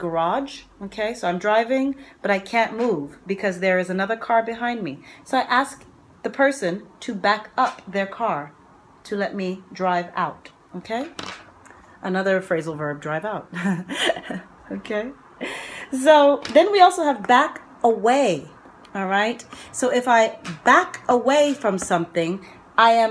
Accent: New York, United States; I'm from New York.

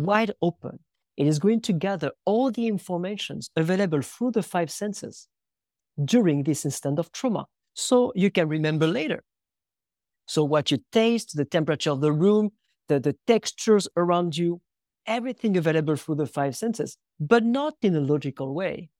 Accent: France; moved away; also born or lived in United States; I was born in France in nineteen eighty in a very, very small village where about sixty people in the middle of the woods

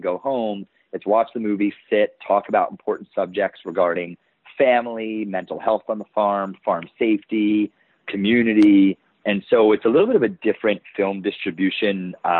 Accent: New York, United States; I'm from New York

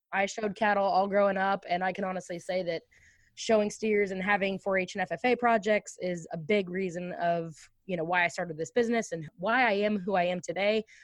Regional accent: Ashland, Missouri, United States; I was born and raised in Ashland, Missouri, on a beef cattle farm

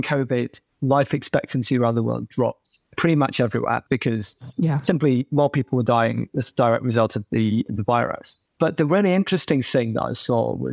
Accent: United Kingdom; as a Brit

